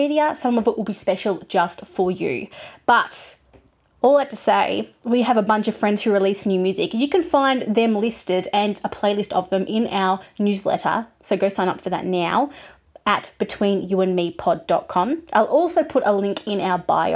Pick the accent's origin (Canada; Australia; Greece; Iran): Australia; Geelong, Victoria; We come from a city called Geelong, which is by the beach. It's an hour from Melbourne. So I normally tell people I'm from Melbourne because they recognize that. But really, I'm from Geelong